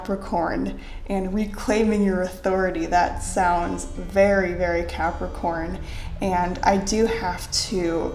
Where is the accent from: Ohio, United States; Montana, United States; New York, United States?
Ohio, United States; I am also from Ohio.